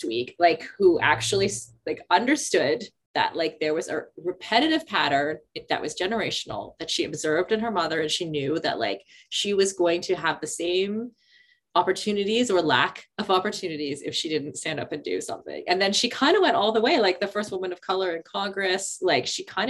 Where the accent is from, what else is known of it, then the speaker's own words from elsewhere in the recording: Canada; when I was a kid growing up